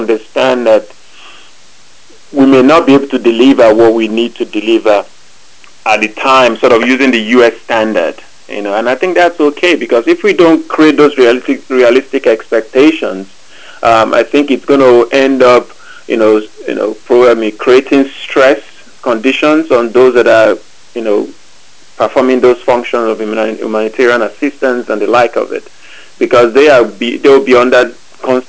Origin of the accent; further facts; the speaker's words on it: Nigeria; now in United States; I grew up in Nigeria